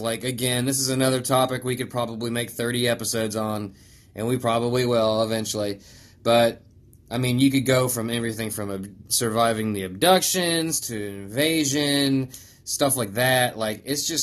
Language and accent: English; West Virginia, United States; I'm a mountain man from West Virginia.